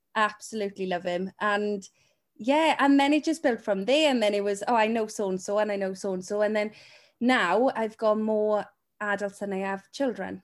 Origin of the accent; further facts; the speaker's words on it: Wales, United Kingdom; the Welsh one with the sheep